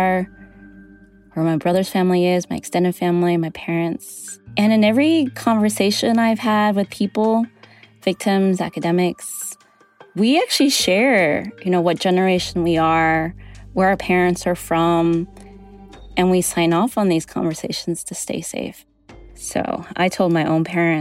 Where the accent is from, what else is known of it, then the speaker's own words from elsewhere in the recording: California, United States; coming from California and growing up in the communities where a lot of the attacks happened